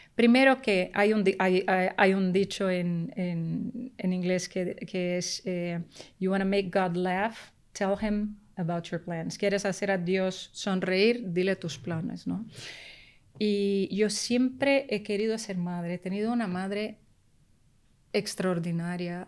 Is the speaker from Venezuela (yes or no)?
no; Rio de Janeiro, Brazil; first language Portuguese; Spanish is a second language; also born or lived in New York; now in Spain; yo nací en Brasil pero mi familia paterna, exiliada cubana, de raíces muy profundamente españolas. Y entonces yo me siento, eh, crecí en una pequeña Habana en Río de Janeiro